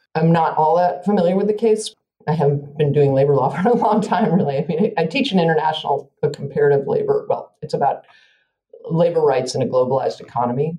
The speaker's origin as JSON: {"language": "English", "town": "Evanston", "region": "Illinois", "country": "United States", "tie": "born or raised there", "moved": "yes", "said": "I grew up outside of Chicago in Evanston, Illinois"}